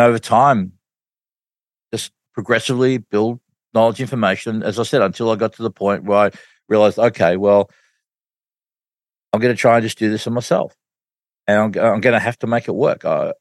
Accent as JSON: {"language": "English", "country": "Australia", "said": "I'm from Australia"}